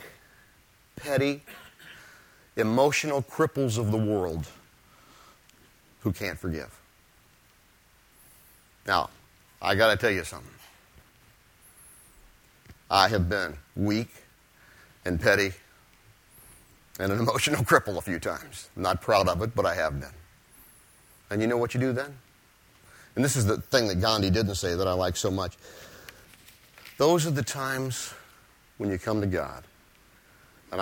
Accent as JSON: {"language": "English", "region": "Ohio", "country": "United States", "moved": "yes", "said": "I'm from Ohio."}